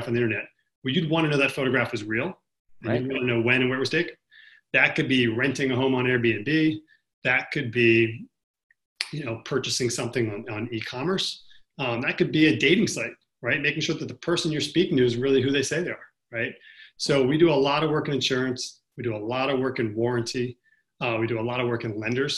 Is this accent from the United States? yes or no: yes; New York City, New York, United States; I'm from New York City